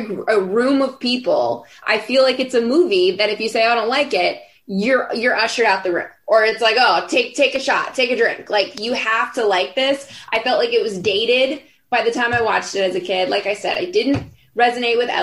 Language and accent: English; outside Orlando, Florida, United States; moved away; I grew up outside Orlando, like an hour outside Orlando.